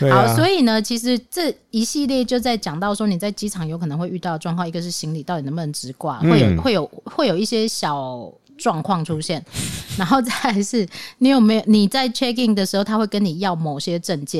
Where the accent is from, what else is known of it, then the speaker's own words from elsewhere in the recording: Taiwan; 对，因为我们是 Republic of China 嘛。